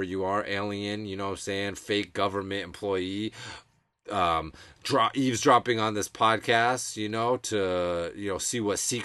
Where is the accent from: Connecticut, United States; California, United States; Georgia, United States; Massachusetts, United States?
Massachusetts, United States; born and raised in Mass